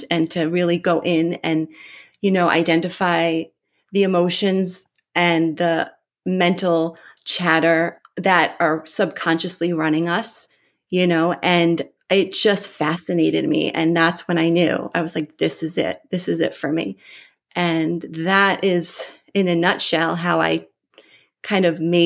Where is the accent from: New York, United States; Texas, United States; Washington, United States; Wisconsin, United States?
New York, United States; Long Island; also born or lived in Nevada; I grew up here in New York.